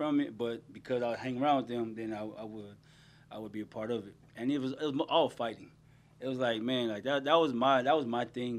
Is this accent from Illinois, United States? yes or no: no; Long Beach, California, United States; also born or lived in Paramount, California / Compton, California; Born and raised in Paramount, and my family's all from Compton. And okay. Then my parents moved out to Long Beach. That's when I went to school out there in Long Beach.